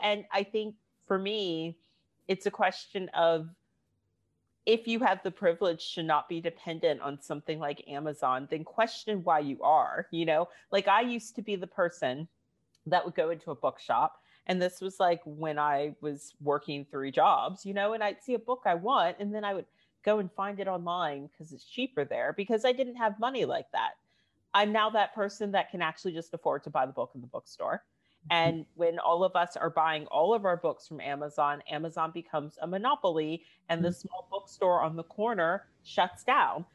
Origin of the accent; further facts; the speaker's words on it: United States; now in United Kingdom; I'm from the States.